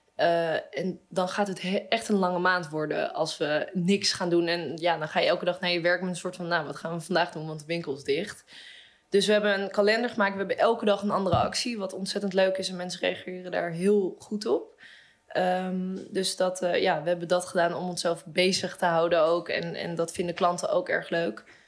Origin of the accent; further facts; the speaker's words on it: Amsterdam, North Holland, Netherlands; zelf kom ik uit Amsterdam